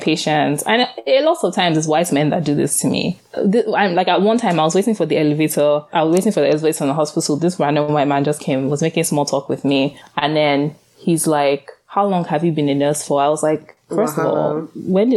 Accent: Nigeria; now in Philadelphia, United States; I grew up in Nigeria

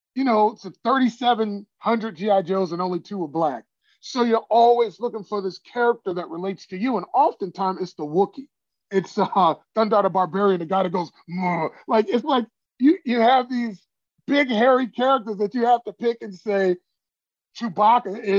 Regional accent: Chicago, Illinois, United States; moved away as an adult; also born or lived in Iowa; I grew up in Chicago

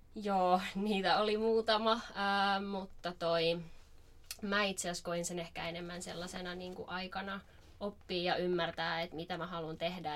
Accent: Rauma, Satakunta, Finland; moved away as an adult; now in Turku, Finland; alun perin Raumalta kotoisin, mutta oon rantautunut tänne Turkuun

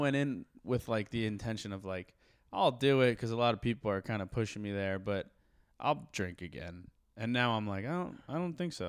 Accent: Morristown, New Jersey, United States; I'm from Morristown, Jersey

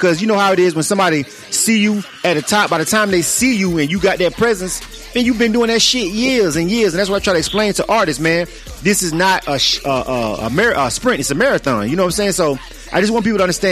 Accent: Panama City, Florida, United States; now in Atlanta, United States; I'm born and raised in Florida. I'm from Panama City. I'm 850

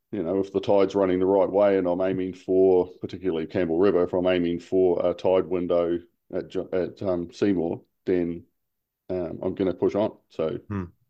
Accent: New Zealand; now in Hong Kong; as a New Zealander.

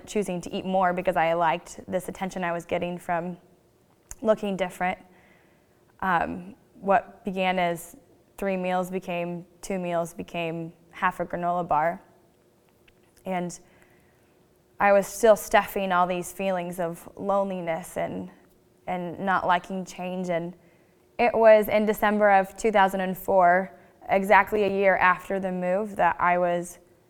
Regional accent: St. Joseph, Missouri, United States; also born or lived in Washington, Missouri; I grew up in St. Joseph, Missouri, near Kansas City

